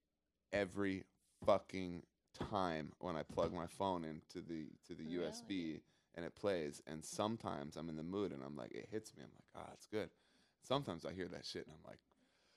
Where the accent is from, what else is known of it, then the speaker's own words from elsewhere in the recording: Seattle, Washington, United States; moved away as an adult; also born or lived in Colorado; I'm from Seattle.